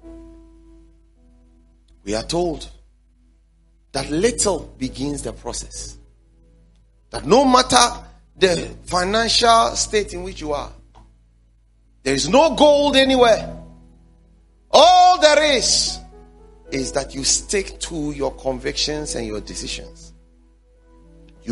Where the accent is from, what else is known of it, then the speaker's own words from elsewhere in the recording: Ghana; also born or lived in Dansoman / West Legon / Tema; I grew up in Zongo area